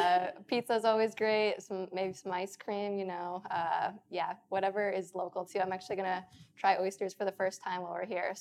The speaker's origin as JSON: {"language": "English", "region": "Wisconsin", "country": "United States", "said": "I'm from Wisconsin, so it was very kind of close to home for me."}